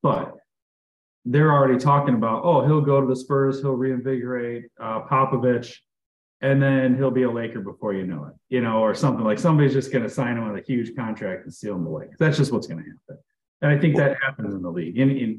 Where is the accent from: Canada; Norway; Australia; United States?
United States; Chicago, Illinois; my hometown bias.